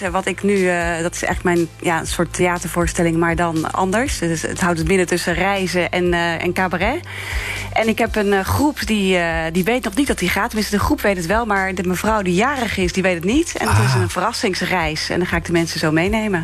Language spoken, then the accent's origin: Dutch; Zeeland, Netherlands; ik kwam uit Zeeland